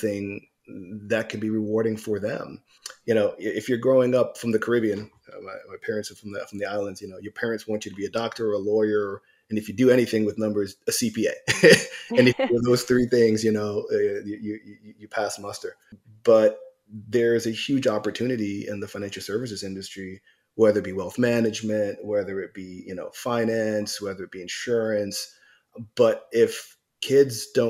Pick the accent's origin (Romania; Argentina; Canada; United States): United States; New York; I grew up in New York